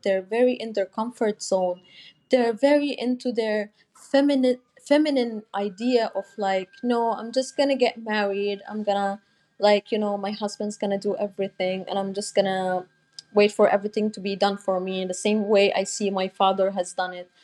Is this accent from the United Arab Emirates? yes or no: yes; Dubai, United Arab Emirates; I was born and raised in Dubai